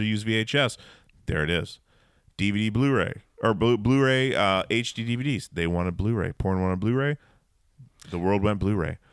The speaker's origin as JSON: {"language": "English", "region": "Alaska", "country": "United States", "tie": "born or raised there", "said": "growing up in Alaska"}